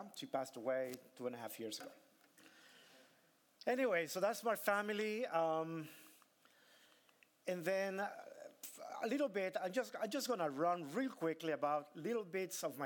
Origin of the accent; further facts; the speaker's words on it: Tegucigalpa, Francisco Morazán, Honduras; moved away; I was born in Honduras, small country in the heart of Central America.